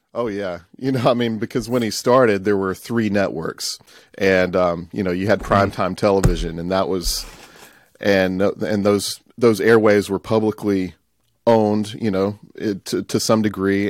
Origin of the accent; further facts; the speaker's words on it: Tupelo, Mississippi, United States; I grew up here in Tupelo, Mississippi, which is northeast part of Mississippi.